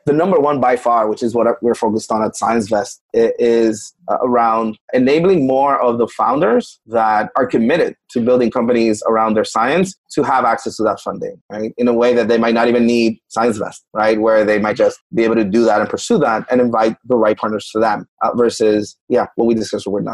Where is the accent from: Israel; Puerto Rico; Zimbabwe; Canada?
Puerto Rico; I'm from Puerto Rico. So, for context, I'm from Puerto Rico